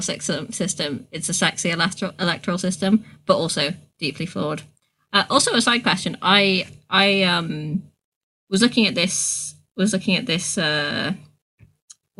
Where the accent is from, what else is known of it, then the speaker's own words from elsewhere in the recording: Ireland; moved away; I'm from Ireland, where we have a form of proportional representation